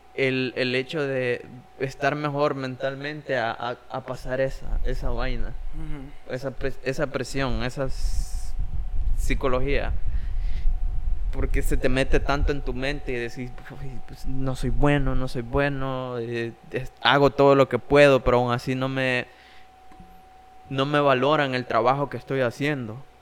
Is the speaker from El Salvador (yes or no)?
yes; Jiquilisco, Usulután, El Salvador; also born or lived in San Salvador; yo me fui de acá de Jiquilisco a San Salvador